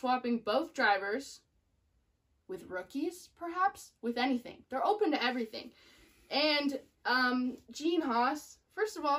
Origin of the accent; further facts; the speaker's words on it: United States; I'm an American gal